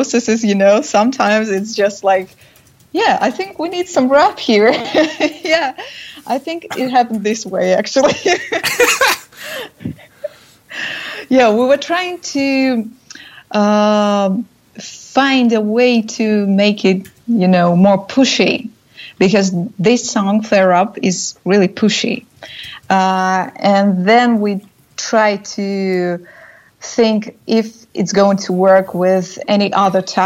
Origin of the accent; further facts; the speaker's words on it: Saint Petersburg, Russia; we are from St. Petersburg